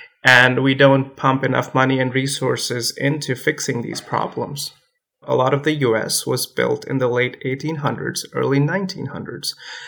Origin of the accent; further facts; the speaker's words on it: India; also born or lived in California; now in North Carolina, United States; I was born and raised in India